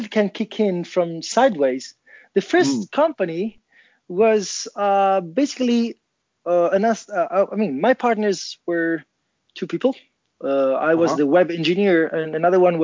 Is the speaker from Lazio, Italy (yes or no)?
yes; Rome, Lazio, Italy; now in Turin, Italy; I'm calling from Torino, Italia. Actually, I'm from Rome.